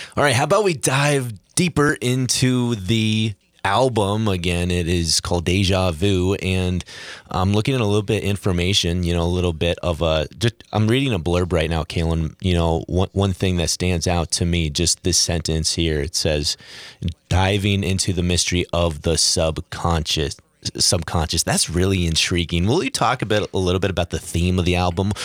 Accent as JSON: {"language": "English", "town": "Seattle", "region": "Washington", "country": "United States", "tie": "born or raised there", "moved": "yes", "said": "me growing up in Seattle"}